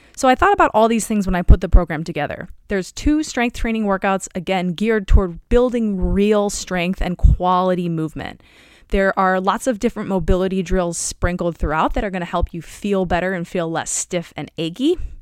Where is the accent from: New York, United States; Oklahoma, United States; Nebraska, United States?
Nebraska, United States; Omaha; moved away as an adult; also born or lived in Evanston, Illinois; I was coming from Omaha, Nebraska, where basically you drive everywhere.